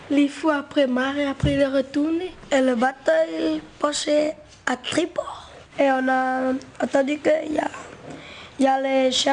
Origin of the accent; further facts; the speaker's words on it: Maré, Loyalty Islands Province, New Caledonia; je suis originaire de Marais.